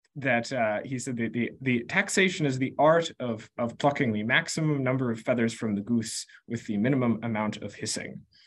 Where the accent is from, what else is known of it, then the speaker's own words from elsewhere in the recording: Concord, Massachusetts, United States; I grew up in Concord, Massachusetts